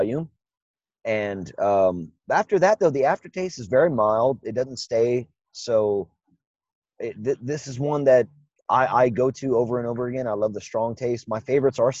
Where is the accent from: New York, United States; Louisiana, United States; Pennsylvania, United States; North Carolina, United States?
Louisiana, United States; Cajun; accent: Cajun; also born or lived in North Jersey; being Cajun, we have our own accent and our own thing. Mine doesn't